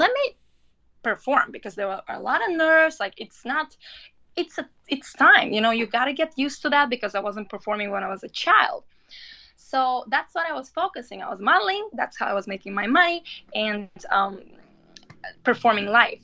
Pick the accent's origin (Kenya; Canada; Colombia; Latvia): Latvia; moved away as an adult; also born or lived in London, United Kingdom; now in New York City, United States; I was raised and I was growing up in Latvia.